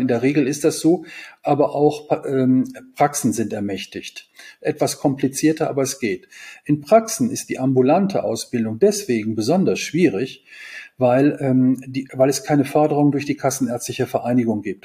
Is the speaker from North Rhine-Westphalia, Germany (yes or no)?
yes; Kevelaer, North Rhine-Westphalia, Germany; Kevela ist eine Kleinstadt am Niederrhein in der, Nieder der niederländischen Grenze und ist auch mein Heimatort